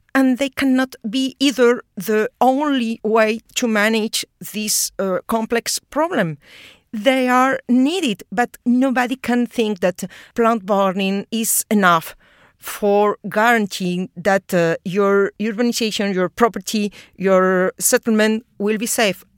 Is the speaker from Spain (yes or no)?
yes; Spain; now in Australia; I'm talking from from Europe uh, because I'm Spanish.